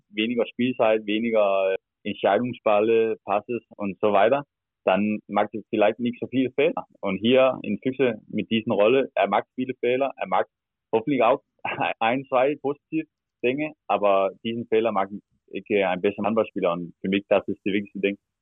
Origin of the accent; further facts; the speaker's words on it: Denmark; German is a second language; moved away as an adult; now in Berlin, Germany; ich komme aus Stern, das ist 8000 Einwohner